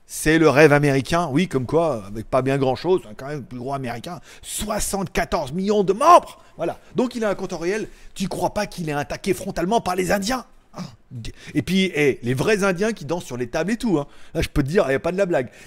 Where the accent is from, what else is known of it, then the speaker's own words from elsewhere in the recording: China; Je veux dire, moi, je suis chinois, je suis 50 Chine. Et là-bas, on m'a dit, en Chine, on dit Huawei.